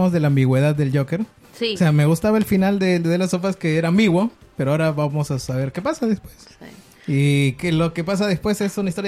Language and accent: Spanish; Peru